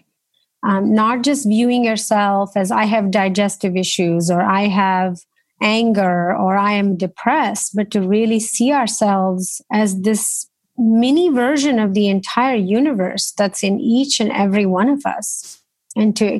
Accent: India; moved away; I grew up in India

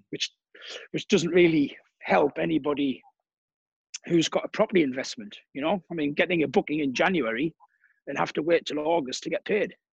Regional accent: Durham, North East England, United Kingdom; moved away as an adult; now in Cannes, France; originally I'm from England, north of England, a place called Durham.

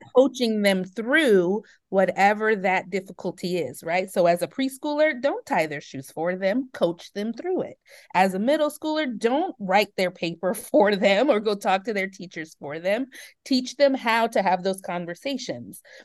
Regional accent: Oakland, California, United States; I was, um, born and raised in Oakland, California. I, um, grew up in the middle of, um, some hard times that were happening in Oakland around the eighties and nineties

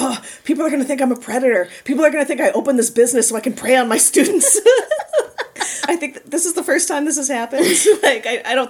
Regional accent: just outside Chicago, Illinois, United States; moved away as an adult; now in Madison, United States; I grew up just outside Chicago and moved to the city for college and lived there for a number of years.

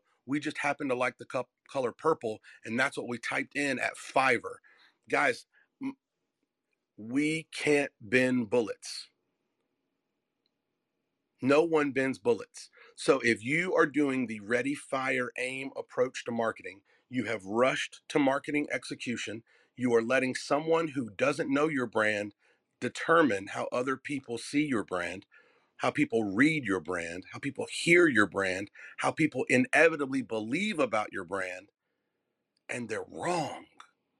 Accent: Southern US, United States; if you can't say nothing nice, I'm from the South.

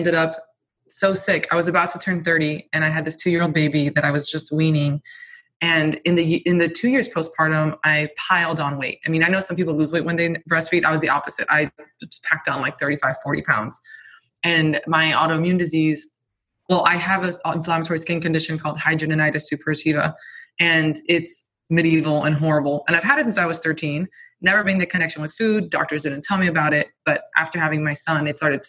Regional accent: Miami, Florida, United States; I grew up in Miami

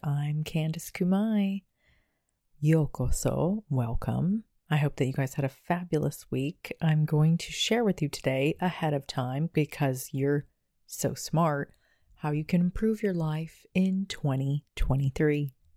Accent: United States

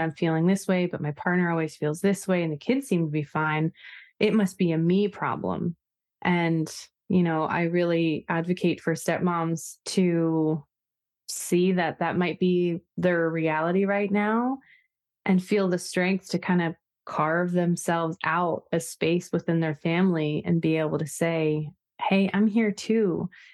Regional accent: Oregon coast, United States; I am pretty much Pacific Northwest raised, which to me is a large part of my identity just as far as really loving nature, and I grew up on the Oregon coast

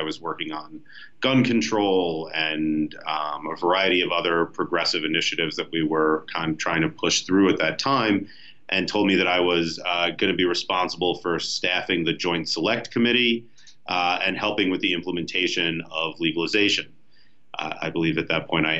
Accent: New Jersey, United States; moved away as an adult; also born or lived in Maryland / Brooklyn, New York; now in Denver, United States; I'm a Jersey boy. I grew up on the East Coast, just outside New York City

